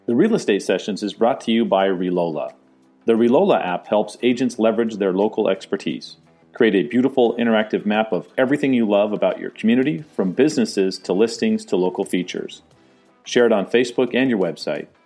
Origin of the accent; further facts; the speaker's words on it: San Diego, California, United States; also born or lived in Phoenix; now in St. Petersburg, United States; I grew up in San Diego, moved to Phoenix, now I'm in St. Pete.